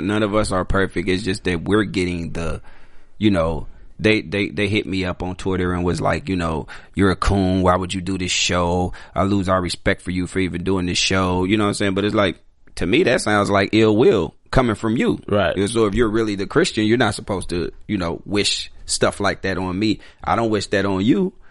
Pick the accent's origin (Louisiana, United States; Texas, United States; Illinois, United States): Illinois, United States; Chicago; I'm from Chicago, so I grew up in an all black neighborhood